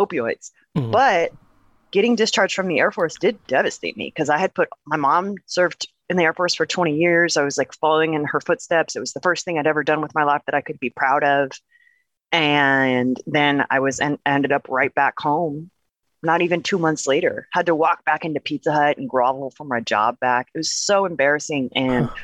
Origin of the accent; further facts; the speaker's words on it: Portland, Oregon, United States; born and raised in Portland, Oregon